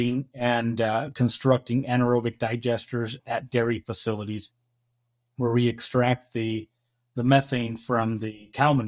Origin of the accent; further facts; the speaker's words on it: Dos Palos, California, United States; Born and raised in a small town, Dos Palos, which is about 20 minutes from here